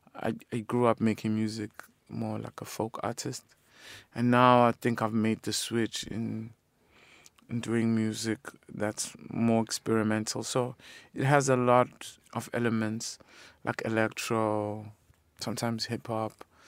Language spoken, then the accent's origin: English; South Africa; being South African